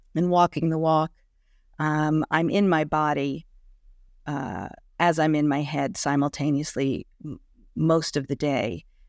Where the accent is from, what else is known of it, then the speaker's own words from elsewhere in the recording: New York City, New York, United States; I am a nice Jewish girl from New York City, born and raised in Manhattan